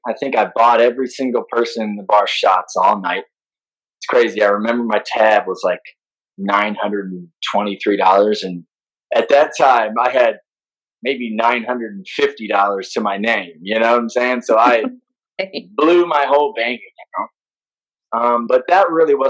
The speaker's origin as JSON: {"language": "English", "region": "Midwest", "country": "United States", "said": "I'm a Midwesterner"}